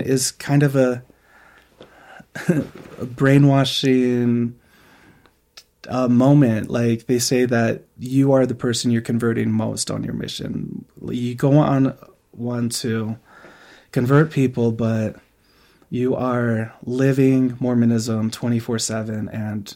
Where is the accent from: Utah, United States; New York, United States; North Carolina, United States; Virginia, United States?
Utah, United States; Moab; growing up in Moab, even though it is a diverse community